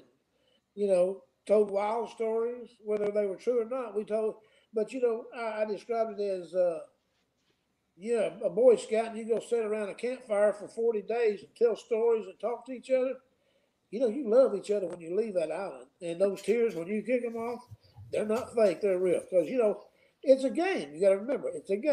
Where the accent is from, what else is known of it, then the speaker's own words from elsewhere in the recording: the South, United States; I'm from the South